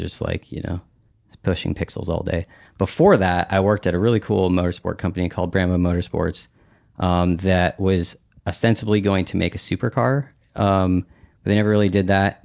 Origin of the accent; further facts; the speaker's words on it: Bellingham, Washington, United States; I grew up in Bellingham, Washington